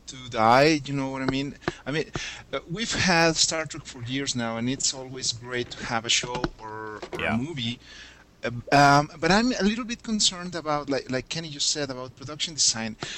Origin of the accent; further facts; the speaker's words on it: Mexico City, Mexico; I'm from Mexico City